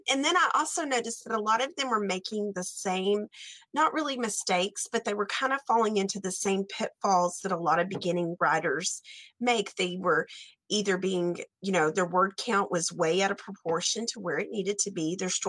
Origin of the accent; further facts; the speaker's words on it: Stamford, Texas, United States; growing up in Texas